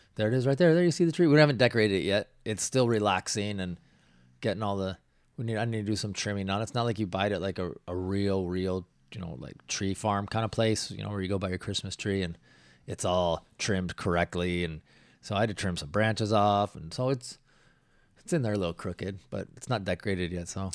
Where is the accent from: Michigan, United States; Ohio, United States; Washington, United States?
Washington, United States; growing up in Washington. We lived in the foothills, so you would get snow.